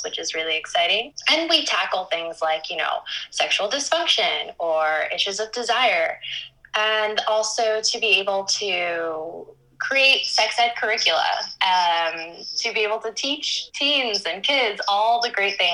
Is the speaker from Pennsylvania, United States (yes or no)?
no; Miami, Florida, United States; moved away as an adult; now in Barcelona, Spain; a young girl and teen growing up in Miami, Florida